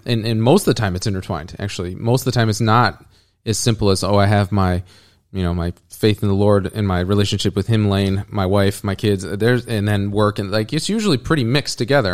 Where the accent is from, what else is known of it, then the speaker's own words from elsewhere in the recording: United States; as an American